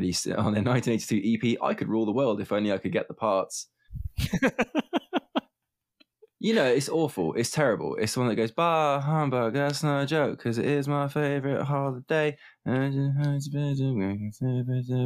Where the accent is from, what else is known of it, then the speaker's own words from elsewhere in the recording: England, United Kingdom; we're from England